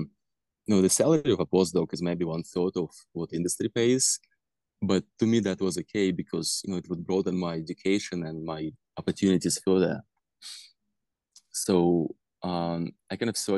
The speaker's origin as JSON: {"language": "English", "country": "Russia", "tie": "born or raised there", "moved": "as an adult", "said": "I was born in Russia"}